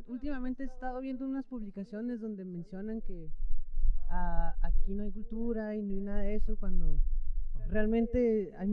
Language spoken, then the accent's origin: Spanish; Mexico; ah, pues yo soy mexicano.